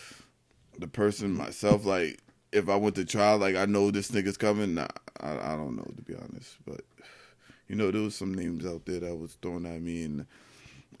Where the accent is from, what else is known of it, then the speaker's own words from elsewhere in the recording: Yonkers, New York, United States; I'm from South Side of Yonkers. Feel me on Elliott